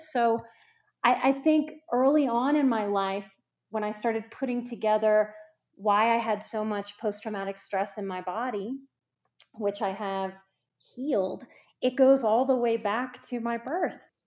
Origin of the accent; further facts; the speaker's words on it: New Orleans, Louisiana, United States; I'm from New Orleans